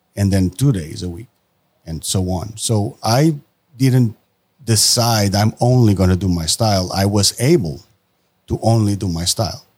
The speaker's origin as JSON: {"language": "English", "country": "Portugal", "moved": "as an adult", "said": "I am from Portugal"}